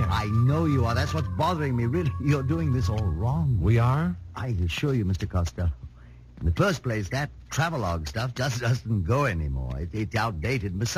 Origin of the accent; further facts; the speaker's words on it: England, United Kingdom; I'm just an Englishman and a writer, and I've spent some time in India